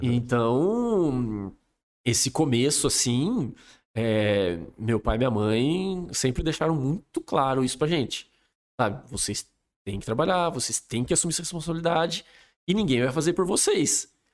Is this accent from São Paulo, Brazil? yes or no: yes; Espírito Santo do Pinhal, São Paulo, Brazil; moved away as an adult; also born or lived in Campinas / Dublin; eu sou daqui de Pinhal, família inteira daqui de Pinhal, meu pai e minha mãe